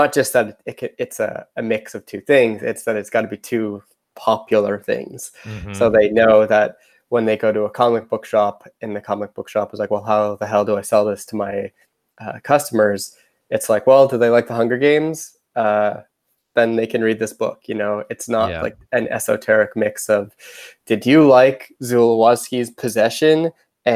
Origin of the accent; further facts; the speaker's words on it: Canada; I'm from Canada